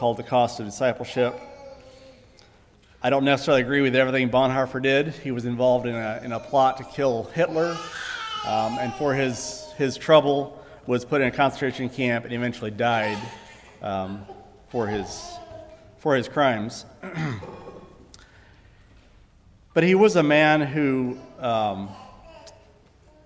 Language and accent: English; Hutchinson, Kansas, United States; from Hutchinson, Kansas